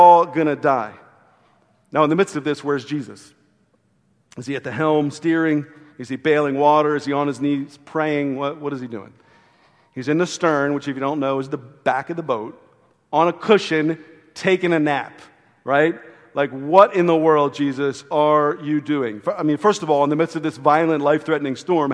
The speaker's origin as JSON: {"language": "English", "region": "Maryland", "country": "United States", "tie": "born or raised there", "said": "growing up on the Chesapeake Bay"}